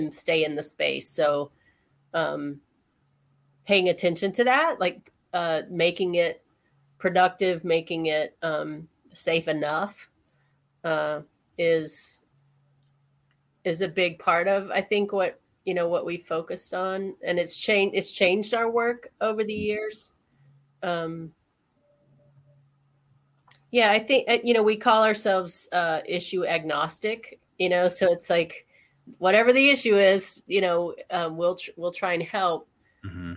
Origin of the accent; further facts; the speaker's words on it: Alabama, United States; moved away as an adult; also born or lived in Ohio; I grew up in Alabama. I moved from there after my undergrad and went to Ohio